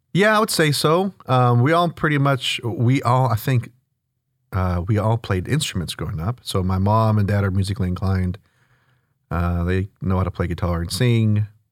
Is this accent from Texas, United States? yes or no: yes; Houston, Texas, United States; born and raised here in the north part of town in spring. Uh, grew up in the Klein School District, went to Klein High School. Um, yeah, I'm from Houston